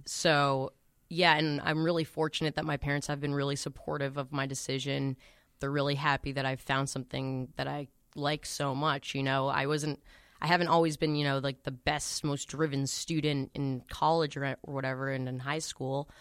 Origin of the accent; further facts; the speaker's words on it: Boston, Massachusetts, United States; also born or lived in Newton; I'm from Boston. I've been living at home in Newton.